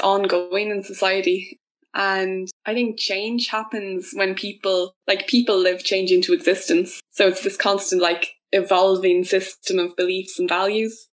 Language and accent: English; Wexford, Leinster, Ireland; I'm from Wexford in the southeast of Ireland